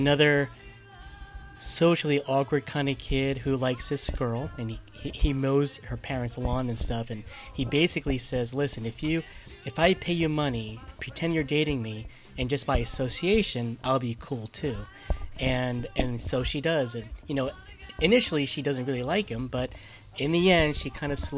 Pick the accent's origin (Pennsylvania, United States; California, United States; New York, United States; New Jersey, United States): New Jersey, United States; I was from North Jersey.